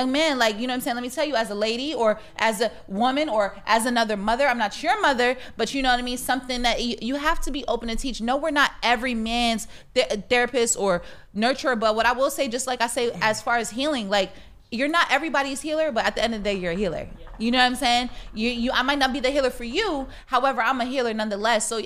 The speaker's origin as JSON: {"language": "English", "region": "Connecticut", "country": "United States", "said": "Somebody asked me where I was from when I was in Arizona. I was like, I'm from Connecticut."}